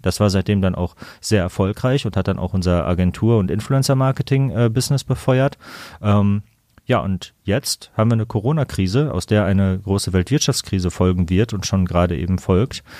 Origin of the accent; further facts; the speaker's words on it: Kamen, North Rhine-Westphalia, Germany; moved away as an adult; now in Düsseldorf, Germany; ich komme aus Kamen, neben Dortmund